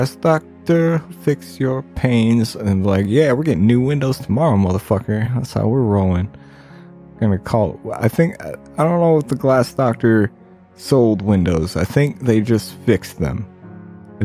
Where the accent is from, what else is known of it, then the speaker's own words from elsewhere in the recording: Ohio, United States; my home state of Ohio